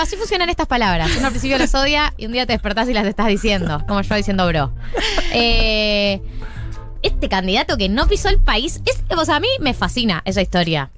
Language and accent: Spanish; Buenos Aires, Argentina; los porteños sonamos chetos